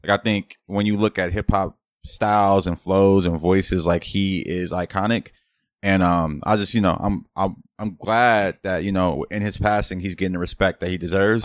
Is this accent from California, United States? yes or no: yes; Los Angeles, California, United States; growing up in Los Angeles, it's like I'm damn near Spanish myself